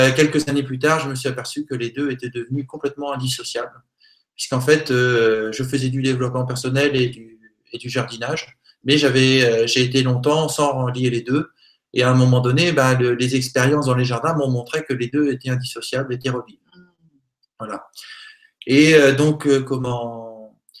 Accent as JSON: {"language": "French", "region": "Normandy", "country": "France", "said": "Je suis normand, même si j'ai des origines multiples et variées."}